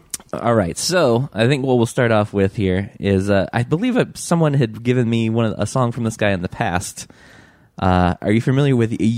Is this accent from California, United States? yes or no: no; Michigan, United States; moved away; also born or lived in Virginia; I grew up in Michigan, but then also I spent a lot of time in Virginia.